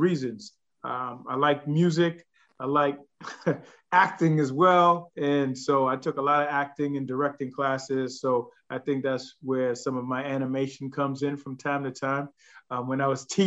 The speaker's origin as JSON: {"language": "English", "town": "Boston", "region": "Massachusetts", "country": "United States", "tie": "born or raised there", "said": "born and raised in Boston"}